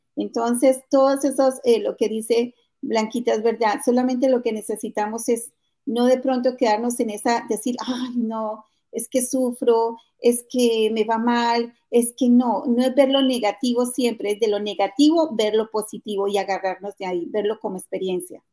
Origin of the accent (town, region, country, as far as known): Colombia; moved away as an adult; now in United States